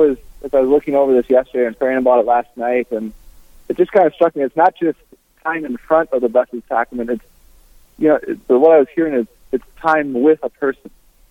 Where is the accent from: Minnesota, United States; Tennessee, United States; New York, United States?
Minnesota, United States; Brainerd; moved away as an adult; also born or lived in Twin Cities, Minnesota / Grand Rapids, Minnesota / Duluth, Minnesota; I'm originally from Brainerd, Minnesota, in the center of the state